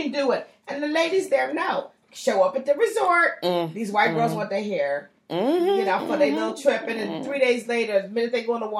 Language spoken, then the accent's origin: English; San Francisco, California, United States